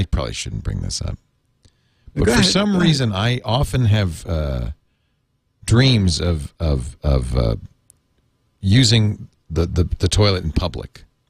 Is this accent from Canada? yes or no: yes; Canada; now in Las Vegas, United States; So, but I'm Canadian. I'm a Canadian citizen. It's legal for me to play poker in Canada, in my home in Canada.